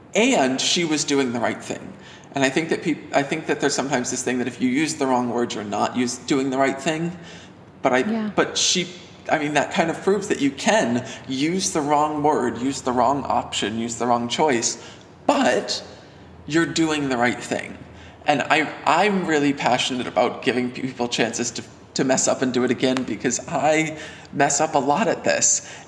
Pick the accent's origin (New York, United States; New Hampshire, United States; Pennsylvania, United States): New Hampshire, United States; I'm from New Hampshire